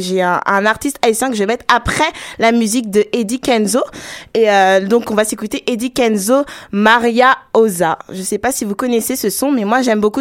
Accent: Togo; also born or lived in Ghana; je suis togolaise, mais je suis aussi ghanéenne.

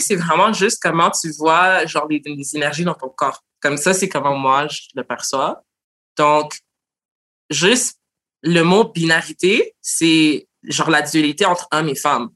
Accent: Montreal, Quebec, Canada; je suis née à Montréal d'origine haïtienne

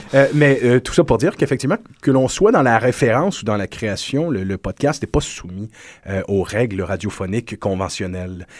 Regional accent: Quebec, Canada

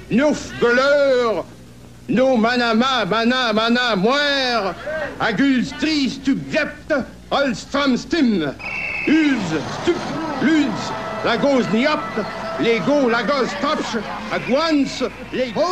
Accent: Canada; Euh, tu dis, excusez, excusez, je suis pas Canadien. Comme ça, euh, je suis Canadien-Français.

